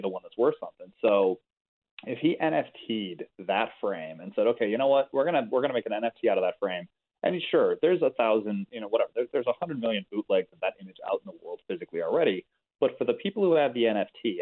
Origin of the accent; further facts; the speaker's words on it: Chicago, Illinois, United States; I'm from Chicago.